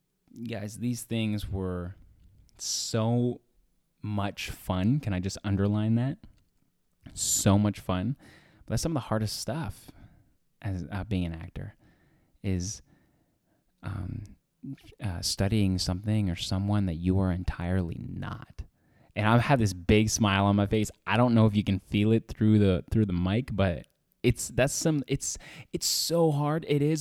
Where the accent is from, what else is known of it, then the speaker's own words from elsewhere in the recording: Edmonton, Alberta, Canada; now in Los Angeles, United States; I came from Edmonton, Alberta in Canada, and I moved to Los Angeles, United States.